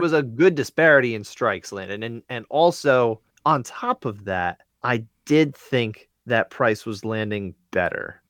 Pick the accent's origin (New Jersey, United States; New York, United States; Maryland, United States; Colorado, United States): New Jersey, United States; We are. Jersey, represent